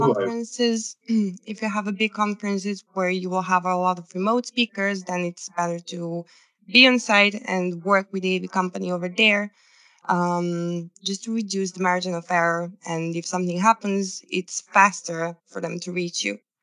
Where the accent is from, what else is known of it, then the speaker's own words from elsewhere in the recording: Serbia; i'm from serbia originally